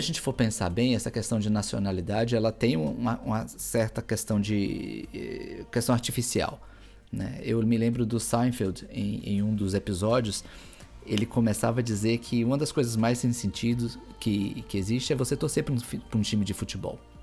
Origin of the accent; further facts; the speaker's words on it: Brazil; moved away as an adult; eu ser brasileiro